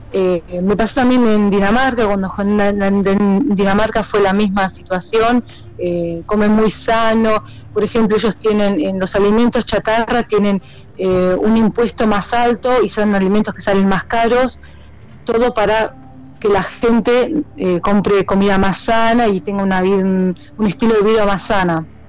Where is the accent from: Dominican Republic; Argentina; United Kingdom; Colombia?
Argentina; moved away as an adult; now in Iceland; como nosotras argentinas